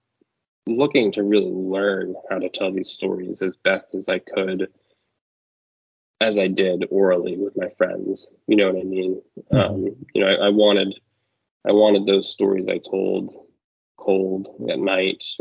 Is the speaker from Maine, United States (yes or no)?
yes; Maine, United States; I grew up in Maine